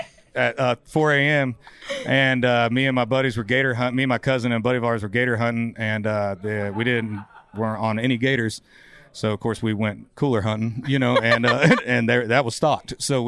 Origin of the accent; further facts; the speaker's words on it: Florida, United States; I'm from Florida.